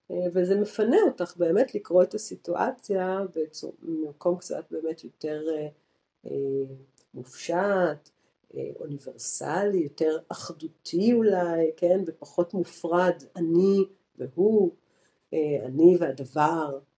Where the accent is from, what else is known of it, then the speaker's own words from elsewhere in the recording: Tel Aviv, Tel Aviv District, Israel; מתל אביב בתור תל אביבית, לעלות לערים של ירושלים